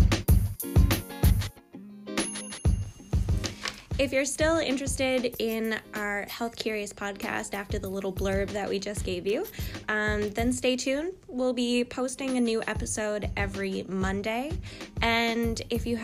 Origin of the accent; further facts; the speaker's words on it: Newfoundland and Labrador, Canada; I'm from Newfoundland. We're both from Newfoundland. We're both from around the bay, as they say.